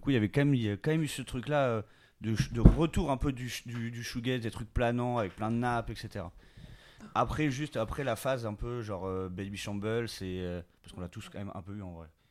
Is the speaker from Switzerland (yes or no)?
no; Bordeaux, Nouvelle-Aquitaine, France; Je viens de Bordeaux